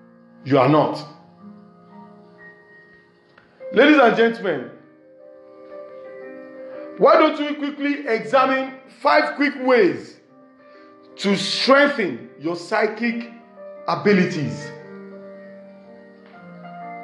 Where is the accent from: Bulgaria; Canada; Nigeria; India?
Nigeria; from Nigeria, west side of Africa